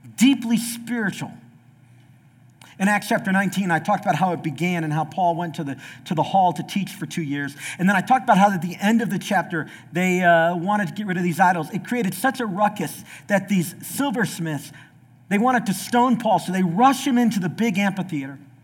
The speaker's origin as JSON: {"language": "English", "region": "the South", "country": "United States", "said": "I'm from the South"}